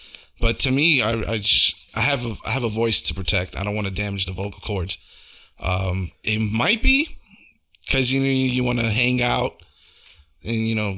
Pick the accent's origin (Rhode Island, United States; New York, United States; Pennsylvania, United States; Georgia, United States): New York, United States; Brooklyn